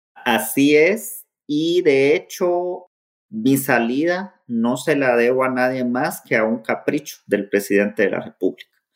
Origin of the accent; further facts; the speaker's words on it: Guatemala; moved away as an adult; now in Washington, D.C., United States; soy abogado guatemalteco en el exilio